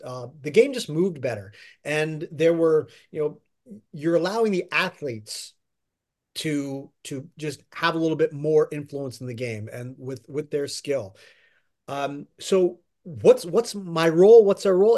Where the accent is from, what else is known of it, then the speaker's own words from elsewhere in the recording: Pennsylvania, United States; moved away as an adult; now in New York, United States; I grew up in Pennsylvania and grew up a Phillies fan